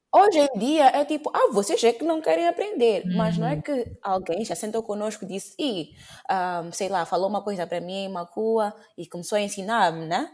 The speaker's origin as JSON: {"language": "Portuguese", "town": "Maputo", "region": "Maputo City", "country": "Mozambique", "tie": "born or raised there", "first_language": "Portuguese", "moved": "yes", "said": "minha mãe fala macua, uhum. não falo nem goni, não falo nem xangana, como nasci no Maputo"}